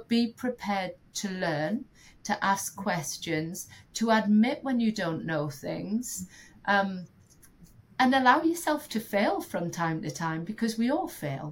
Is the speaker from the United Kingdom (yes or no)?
yes; United Kingdom; as a Brit